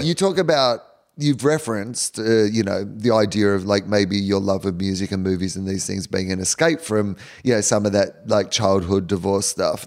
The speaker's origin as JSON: {"language": "English", "country": "Australia", "said": "as an Australian"}